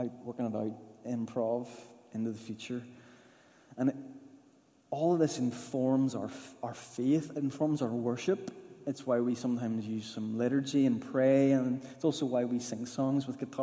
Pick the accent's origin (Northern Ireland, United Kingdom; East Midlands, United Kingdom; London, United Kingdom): Northern Ireland, United Kingdom; Newtownards; growing up in the Baptist church in Newton Ards, and it was a brilliant upbringing in a lovely church